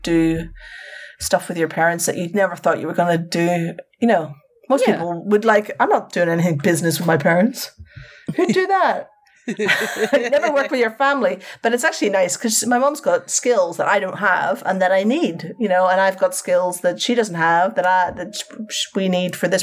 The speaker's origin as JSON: {"language": "English", "region": "Northern Ireland", "country": "United Kingdom", "moved": "yes", "lives_now": "London, United Kingdom", "said": "this September, I will have been in England as long as I lived in Northern Ireland"}